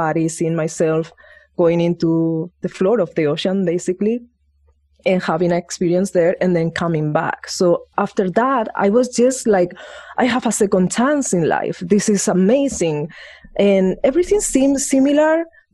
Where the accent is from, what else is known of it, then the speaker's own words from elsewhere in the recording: Spain; moved away; I grew up in Spain